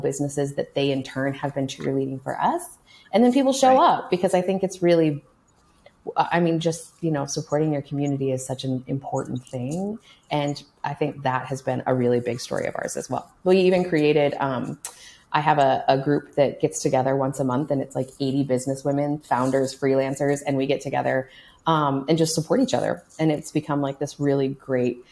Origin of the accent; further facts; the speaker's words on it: Kansas City, United States; also born or lived in Chicago, Illinois; now in Lincoln, United States; I grew up in Kansas City